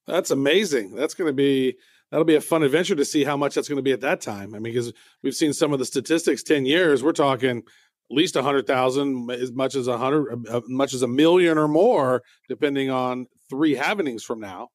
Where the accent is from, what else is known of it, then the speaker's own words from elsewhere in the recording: United States; I'm an American.